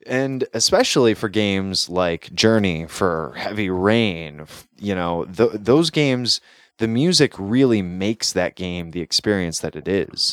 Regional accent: United States

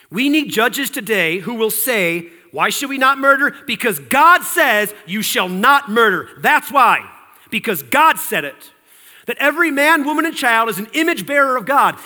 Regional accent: United States

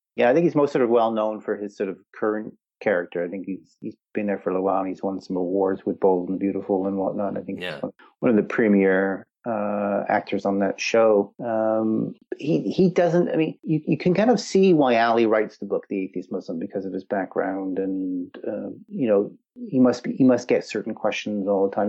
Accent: Wales, United Kingdom; moved away; also born or lived in Canada; my heritage is Welsh. I grew up in Wales, but obviously there's a Canadian influence

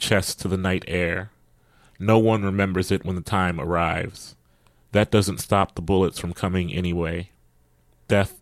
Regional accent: Columbus, Ohio, United States; I'm from Columbus, Ohio, and one of my mentors is Scott Woods

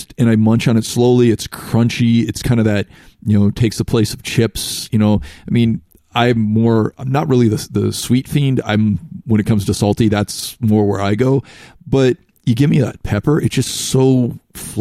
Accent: Seattle, Washington, United States; growing up in Seattle

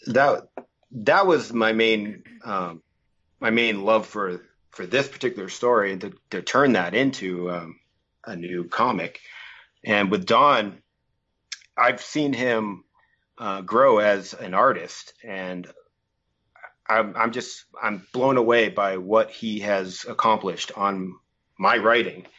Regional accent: Massachusetts, United States; moved away as an adult; now in Los Angeles, United States; I'm originally from Massachusetts, uh, but I've been living here in L A for about twenty years now

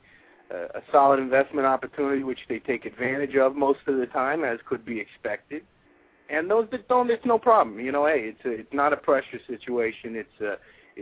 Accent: New York, United States; I'm from New York

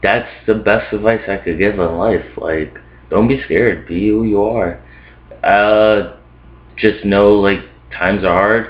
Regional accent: Scranton, Pennsylvania, United States; also born or lived in New York; I was basically raised in a small town. Like, went to middle school there, went to high school there

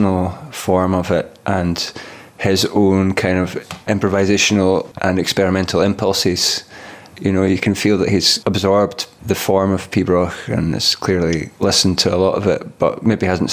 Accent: Kilmahog, Scotland, United Kingdom; also born or lived in Swabia, Germany; now in Glasgow, United Kingdom; that's where I grew up. It's near the town of Callander in Perthshire

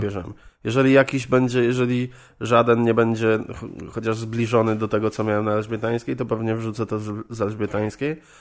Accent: Żagań, Lubusz Voivodeship, Poland; moved away as an adult; now in Wrocław, Poland; Pochodzę z Żagania, to mhm. jest woj, e, województwo lubuskie, niedaleko Zielonej Góry w sumie. E, no i tam mieszkałem do 19 roku życia. Tam, tam jakby chodziłem do szkoły, wychowywałem się

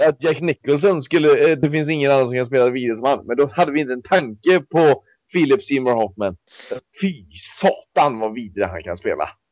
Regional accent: Mariestad, Västra Götaland, Sweden; som då kommer från Mariestad från början

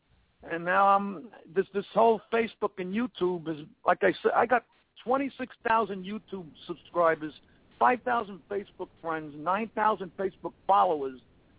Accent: New York City, New York, United States; I talk about being Italian, growing up in Brooklyn.

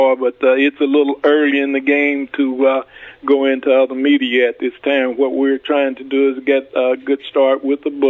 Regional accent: East St. Louis, Illinois, United States; moved away as an adult; also born or lived in Jefferson City, Missouri; I was born in East St. Louis, Illinois in 1935

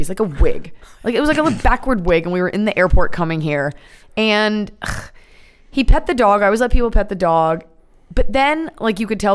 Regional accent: Dallas, Texas, United States; I'm from Dallas, Texas, so there's not a lot of, like, Hollywood aspects there

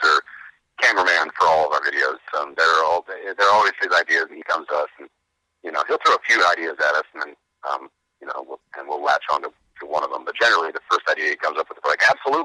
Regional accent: Tucson, Arizona, United States; moved away as an adult; I grew up in Tucson, Arizona

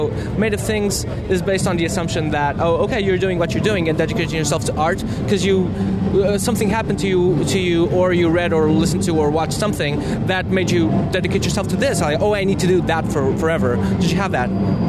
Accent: Portugal; also born or lived in Rome; I used to live abroad. I used to live abroad in Rome, and people were saying, like, oh, you're from the Czech Republic, right? I'm like, no, isn't it obvious, like, that I'm from Portugal?

